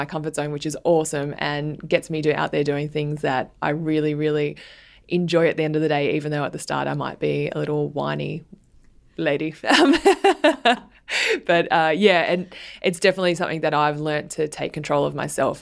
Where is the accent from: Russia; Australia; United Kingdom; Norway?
Australia; Sydney, New South Wales; also born or lived in New York; I grew up in southern Sydney in the suburbs of the Sutherland Shire.